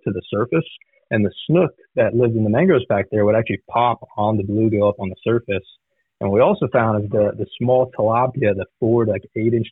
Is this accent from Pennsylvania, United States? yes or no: no; Southwest Florida, United States; I was born and raised down in Southwest Florida on the Coosahatchee